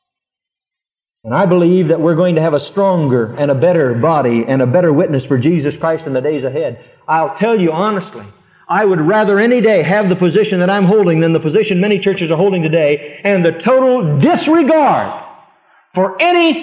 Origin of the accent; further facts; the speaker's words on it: Fremont, United States; moved away; my little hometown in Fremont